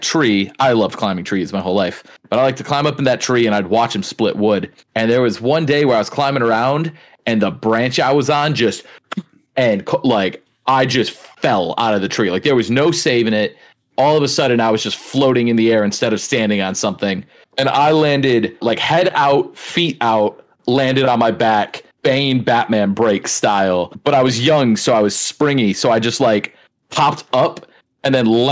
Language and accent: English; Allen Park, Michigan, United States; growing up in Allen Park, we had a double wide lot